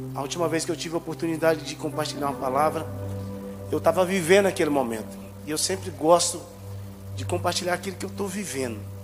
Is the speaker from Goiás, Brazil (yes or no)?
yes; Aparecida de Goiânia, Goiás, Brazil; Eu nasci no Garavelo, mas eu nasci no Garavelo numa época muito difícil, terrível, perigoso.